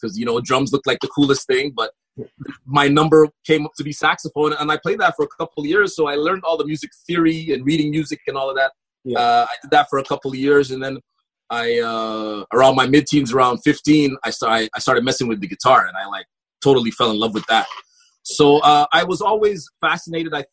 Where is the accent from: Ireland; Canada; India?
Canada; Montreal, Quebec; I grew up in Park Extension, I would say the mid-80s through the 90s